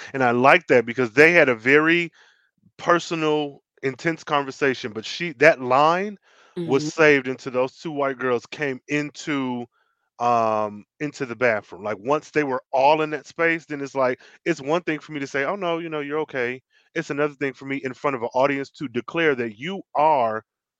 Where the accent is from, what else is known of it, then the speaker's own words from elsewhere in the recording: Ireland; have community, even as I'm an Irish person. Why would I not want to at least know about an Irish community?